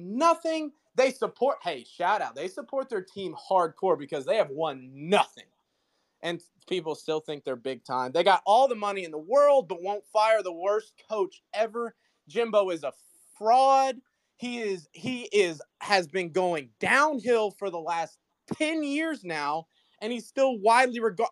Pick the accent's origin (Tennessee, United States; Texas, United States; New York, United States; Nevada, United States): Tennessee, United States; Nashville; I'm born and raised in Nashville, so grew up just surrounded by Vols.